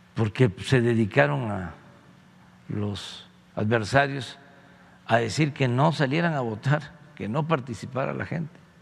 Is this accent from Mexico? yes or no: yes; Tepetitán, Tabasco, Mexico; soy orgullosamente de Tepetitlán, Macuspana, Tabasco